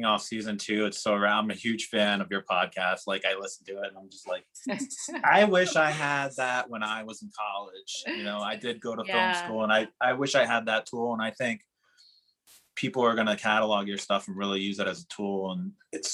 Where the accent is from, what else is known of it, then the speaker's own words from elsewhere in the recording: Rhode Island, United States; moved away as an adult; also born or lived in Ireland; now in New Orleans, United States; I'm from Rhode Island